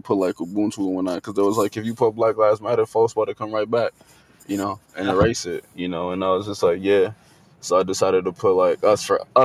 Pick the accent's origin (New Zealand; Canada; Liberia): Liberia; also born or lived in Guinea; now in United States; I was technically born in Guinea, but I'm Liberian. I was born in Guinea because there was a civil war going on in Liberia